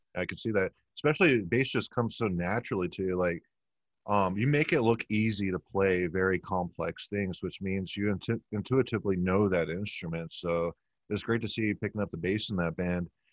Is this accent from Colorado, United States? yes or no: no; Texas, United States; now in Tampa, United States; I'm from Texas